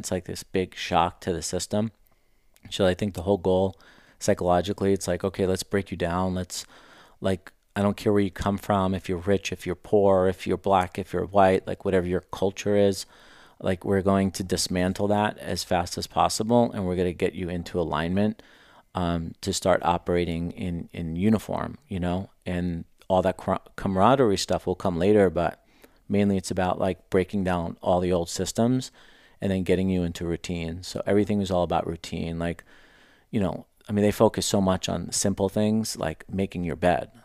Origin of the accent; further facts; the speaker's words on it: New York City, New York, United States; moved away as an adult; now in Scottsdale, United States; I grew up in Queens, New York, um, born and raised there